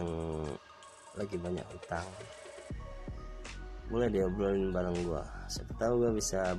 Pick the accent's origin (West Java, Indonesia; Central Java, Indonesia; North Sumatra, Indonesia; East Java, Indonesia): Central Java, Indonesia; Semarang; gue dari Semarang, Jawa Tengah.